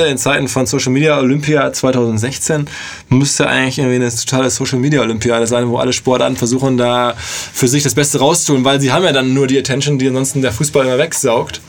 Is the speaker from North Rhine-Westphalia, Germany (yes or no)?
no; Hamburg, Germany; als, als ähm, Hamburger